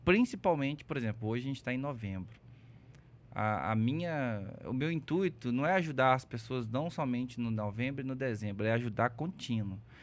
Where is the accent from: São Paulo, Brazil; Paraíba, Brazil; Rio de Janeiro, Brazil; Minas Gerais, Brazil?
Minas Gerais, Brazil; Belo Horizonte; Sou natural de BH. Nasci aqui no Felício Roxo.